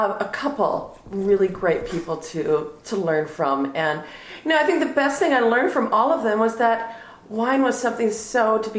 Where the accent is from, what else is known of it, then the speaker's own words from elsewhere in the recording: Minnesota, United States; moved away; also born or lived in Chicago; Actually, I grew up in Minnesota.